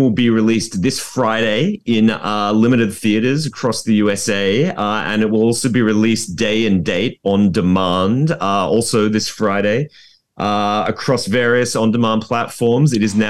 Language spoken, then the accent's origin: English; Australia; now in London, United Kingdom; I'm Australian myself.